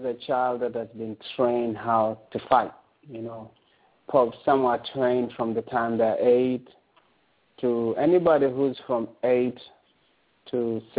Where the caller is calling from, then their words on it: Toronto, Ontario, Canada; I'm calling from Toronto in Canada.